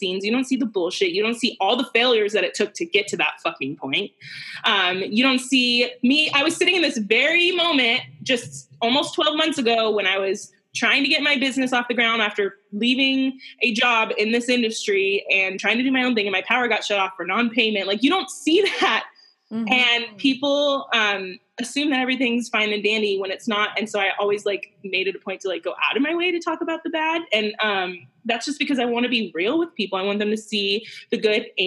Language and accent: English; United States; I'm an American